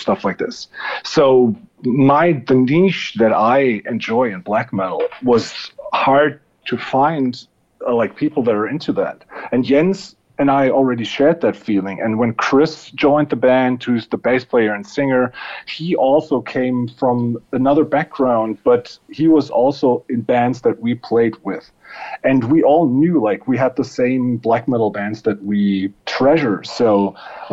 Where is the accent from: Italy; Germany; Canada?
Germany; I want to have a band in my hometown